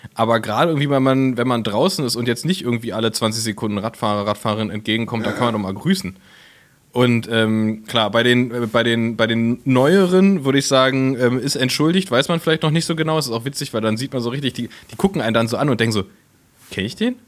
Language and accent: German; Berlin, Germany; als Berliner